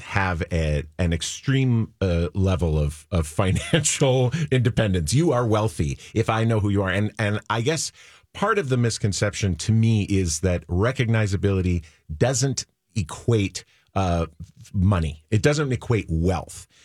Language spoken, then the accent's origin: English; Minnesota, United States; I was not born in Minnesota, but I grew up in Minnesota